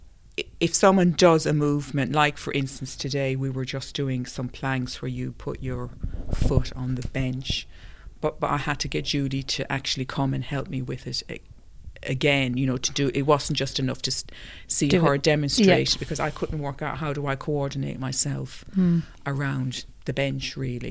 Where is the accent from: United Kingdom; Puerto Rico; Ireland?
Ireland; growing up in Ireland